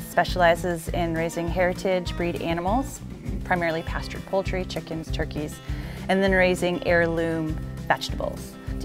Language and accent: English; Wisconsin, United States; moved away as an adult; also born or lived in Bronx, New York; I moved to Wisconsin when I was 5 from the Bronx.